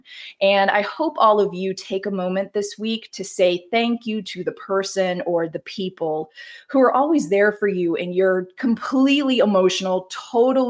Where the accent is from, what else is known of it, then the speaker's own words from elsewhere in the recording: the South, United States; now in the West, United States; I grew up in the South. And that means mild winters